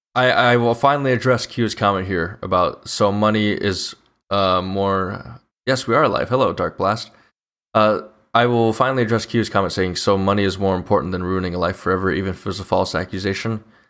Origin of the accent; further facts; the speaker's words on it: Illinois, United States; I'm from Illinois